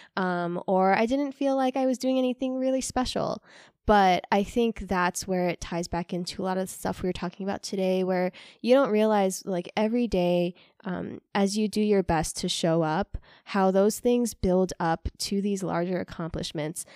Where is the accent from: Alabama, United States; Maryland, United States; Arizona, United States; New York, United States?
New York, United States; New York City; now in West Michigan, United States; growing up in New York City